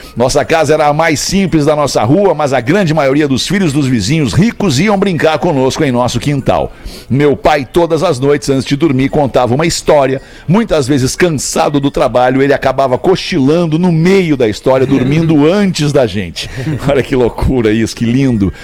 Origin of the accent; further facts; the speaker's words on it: Porto Alegre, Rio Grande do Sul, Brazil; eu lembro da, da minha infância, ali na Calduro, ali também, com, com o Charles, com o Flávio, os caras do TNT, ali, aquela galera com quem eu cresci